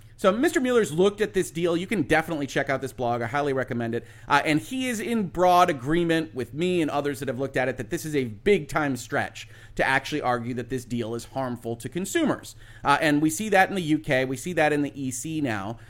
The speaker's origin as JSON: {"language": "English", "country": "United States", "said": "as an American"}